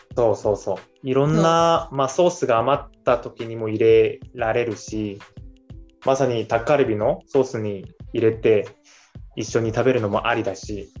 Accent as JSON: {"language": "Japanese", "country": "South Korea", "moved": "yes", "said": "韓国にいる間はあ韓国人として"}